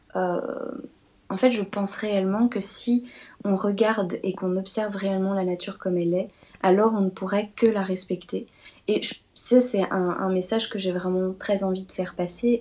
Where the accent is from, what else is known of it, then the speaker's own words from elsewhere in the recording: Belgium; une exposition ici en Belgique que j'ai faite, euh, dans mon, dans, dans mon patelin